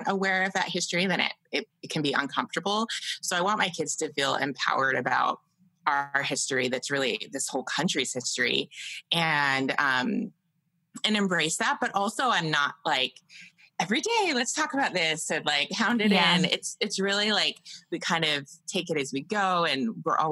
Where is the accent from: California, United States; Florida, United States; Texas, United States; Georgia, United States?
Georgia, United States; moved away; also born or lived in Utah; growing up in Georgia, I had a lot of worries